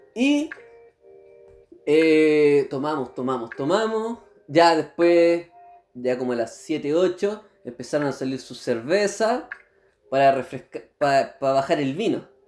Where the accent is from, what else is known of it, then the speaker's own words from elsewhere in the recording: San Felipe, Valparaíso, Chile; moved away; no soy nacido en Curicó, sino que yo soy de otra región, de la región de Valparaíso, pero más precisamente del Valle